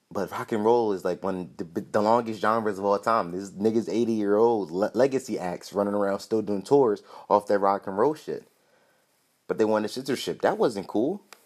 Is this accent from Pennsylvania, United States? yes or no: yes; Philadelphia, Pennsylvania, United States; I'm from Philly